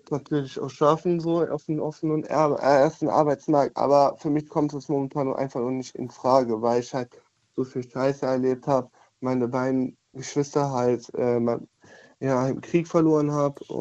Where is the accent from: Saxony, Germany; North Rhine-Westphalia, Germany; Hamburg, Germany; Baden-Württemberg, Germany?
North Rhine-Westphalia, Germany; Düren; Ich komme, auf, ich komme aus Düren.